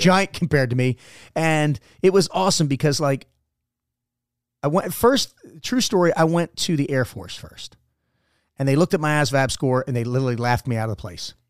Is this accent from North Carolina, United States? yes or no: no; Baltimore, Maryland, United States; moved away as an adult; I am a Baltimore native